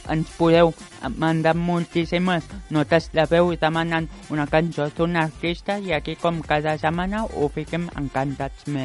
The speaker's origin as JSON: {"language": "Catalan", "town": "Vilassar de Mar", "region": "Catalonia", "country": "Spain", "tie": "born or raised there", "said": "perquè és el meu poble."}